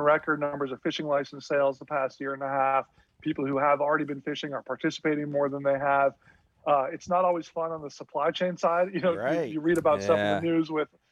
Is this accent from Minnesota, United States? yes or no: yes; Minnesota, United States; I grew up in Minnesota.